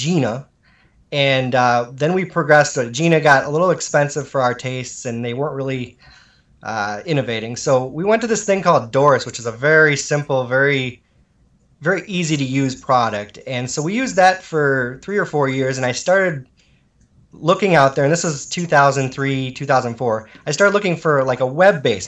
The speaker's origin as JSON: {"language": "English", "town": "Shawano", "region": "Wisconsin", "country": "United States", "also_born_or_lived": "Illinois", "said": "I'm from Shawano. Shawano, Wisconsin."}